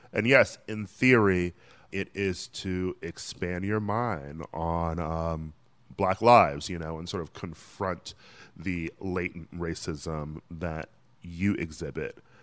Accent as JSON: {"language": "English", "region": "Wisconsin", "country": "United States", "tie": "born or raised there", "moved": "yes", "said": "my home state of Wisconsin"}